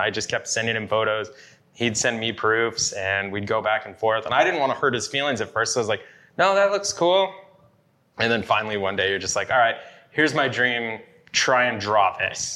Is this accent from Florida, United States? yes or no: no; Yakima, Washington, United States; growing up in Yakima